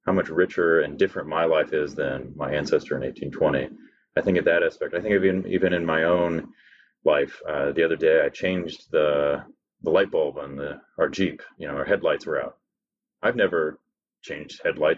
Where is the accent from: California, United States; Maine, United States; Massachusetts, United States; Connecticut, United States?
California, United States; I was born in California